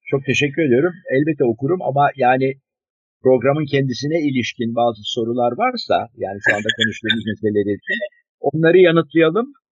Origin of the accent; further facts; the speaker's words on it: Turkey; Çünkü biz Akdeniz ülkesiyiz. Burası bir Akdeniz ülkesi.